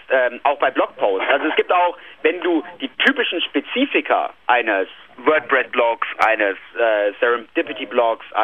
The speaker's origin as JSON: {"language": "German", "region": "North Rhine-Westphalia", "country": "Germany", "said": "Ja, ich bin aus der Nähe von Köln. Also wir feiern hier Kölner"}